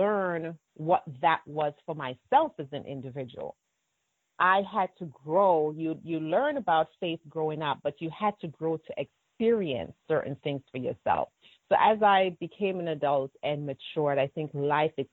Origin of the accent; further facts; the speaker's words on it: Maidstone, Manchester Parish, Jamaica; also born or lived in Spanish Town, Jamaica; raised in Maidstone, Manchester